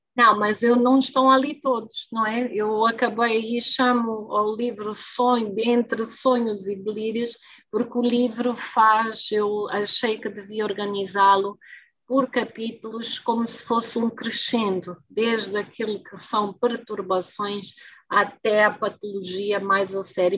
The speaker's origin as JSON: {"language": "Portuguese", "country": "Angola", "said": "mas não sou moçambicana, sou angolana"}